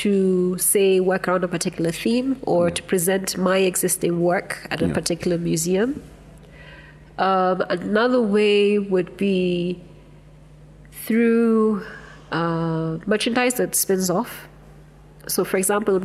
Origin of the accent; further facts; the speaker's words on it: Kenya; Kenya really only started to make sense to us as something to be proud